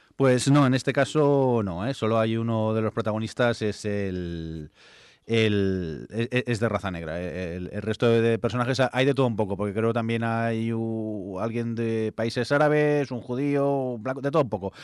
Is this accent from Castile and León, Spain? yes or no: no; Barcelona, Catalonia, Spain; soy de Barcelona